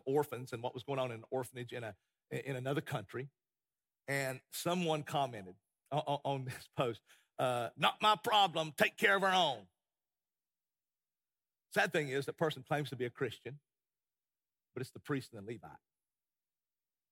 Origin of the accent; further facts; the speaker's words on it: United States; as an American